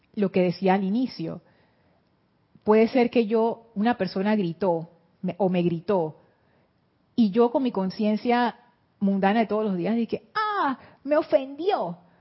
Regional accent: Panama; vengo de Panamá

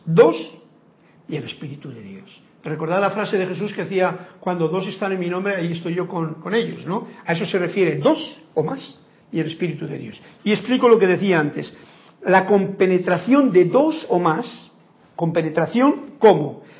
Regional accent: Andalusia, Spain; moved away as an adult; now in Panama; mi pueblo de allá donde yo vivo en Andalucía, o vivía

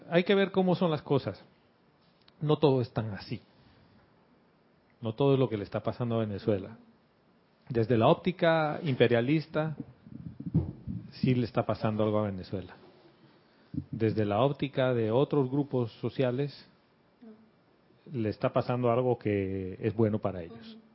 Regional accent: Panama; mi familia, todos nosotros somos panameños. Y vivimos aquí en este pedacito de tierra y esto históricamente ha sido mi familia.

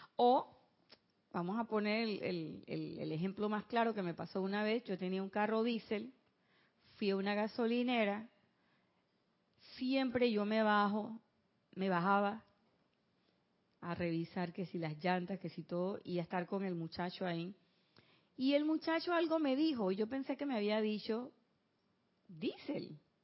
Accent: Panama; en mi pueblo

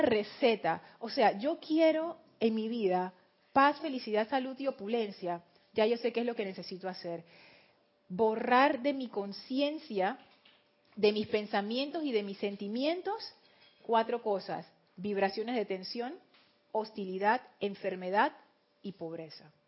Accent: Panama; Aquí decimos los panameños somos bulleros.

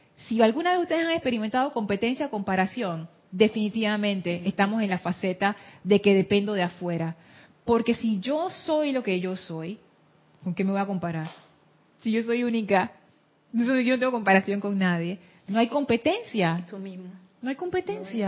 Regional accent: Panama; Soy mujer, soy panameña

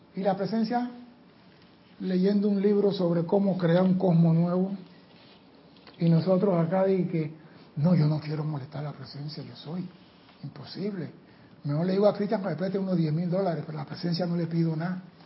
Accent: Panama; soy panameño

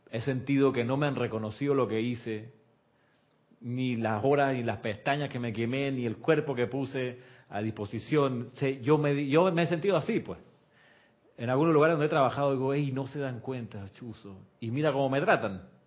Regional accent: Chile; now in Panama; Eso pasa mucho con los extranjeros. Me pasó a mí cuando vine de Chile, acá a Panamá. Yo venía con el hábito de Chile que es bañarse rapidito, porque el agua es fría.

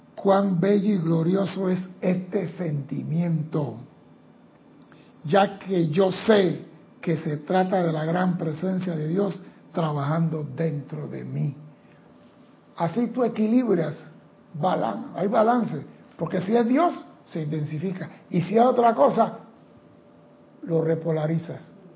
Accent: Panama; aquí en Panamá

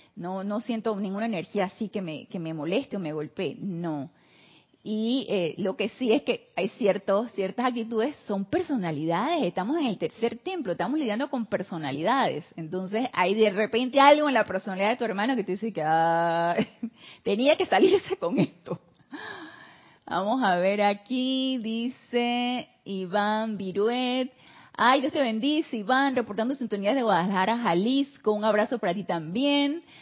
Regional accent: Panama; somos sangre latina, tropicales, acá en Panamá

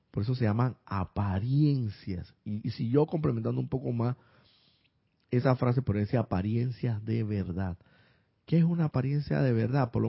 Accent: Córdoba, Argentina; de Córdoba, Argentina.

